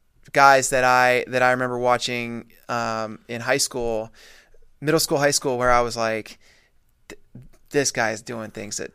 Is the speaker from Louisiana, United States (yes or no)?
no; Colorado, United States; I didn't grow up in Wyoming. I grew up in Colorado.